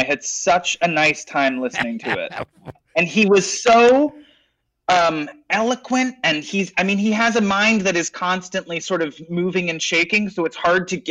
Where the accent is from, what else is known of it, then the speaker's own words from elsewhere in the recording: Canada; now in United States; being here as a Canadian who has healthcare and understands the benefits of it